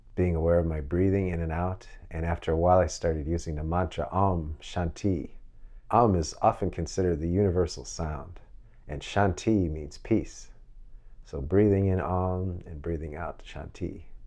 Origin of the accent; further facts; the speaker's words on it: Chicago, Illinois, United States; in my hometown of Chicago.